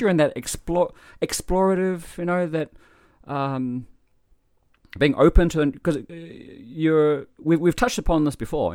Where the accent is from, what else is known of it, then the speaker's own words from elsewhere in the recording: New Zealand; moved away as an adult; now in Japan; I am in Japan from New Zealand